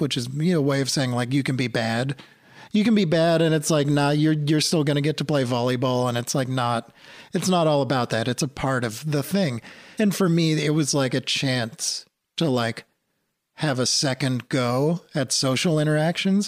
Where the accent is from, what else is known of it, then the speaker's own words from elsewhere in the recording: New England, outside of Boston, Massachusetts, United States; I grew up in New England, outside of Boston